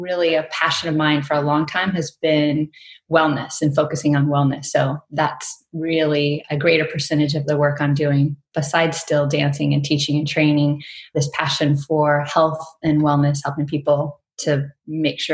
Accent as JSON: {"language": "English", "region": "Virginia", "country": "United States", "tie": "born or raised there", "also_born_or_lived": "Arizona", "moved": "as an adult", "lives_now": "Mississippi, United States", "said": "I grew up in Virginia and was born in Southern Virginia."}